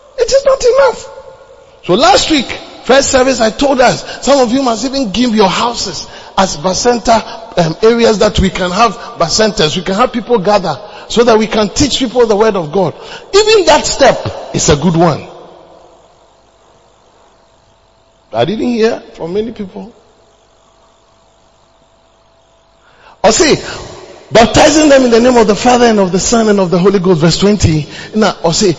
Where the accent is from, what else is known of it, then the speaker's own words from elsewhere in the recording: Ghana; moved away as an adult; also born or lived in Uganda; I am from Ghana.